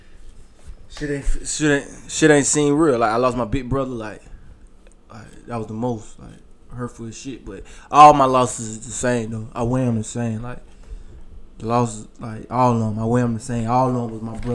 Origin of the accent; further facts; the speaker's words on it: Columbia, South Carolina, United States; I come from Columbia, man. South Carolina. Northeast side of Columbia, South Carolina